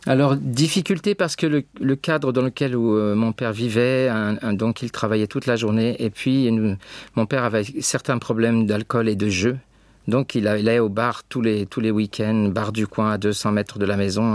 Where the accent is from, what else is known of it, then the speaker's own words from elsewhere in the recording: Choisy-le-Roi, Île-de-France, France; dans cette ville où je suis né, à Choisy-le-Roi